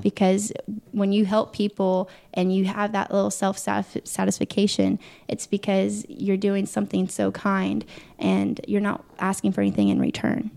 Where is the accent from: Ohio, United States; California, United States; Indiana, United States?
Indiana, United States; Muncie; I grew up in Muncie, Indiana, of course, home of Ball